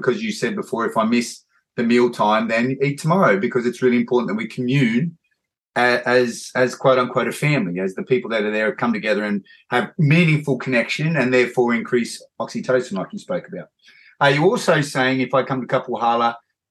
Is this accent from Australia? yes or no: yes; Australia; I'm Australian, so my accent is much worse than yours